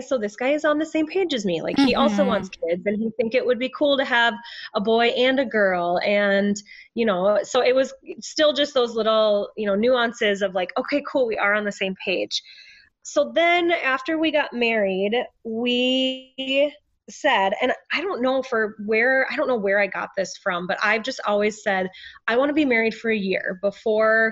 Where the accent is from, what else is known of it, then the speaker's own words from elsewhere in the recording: Minnesota, United States; also born or lived in Denver; I was born and raised in Minnesota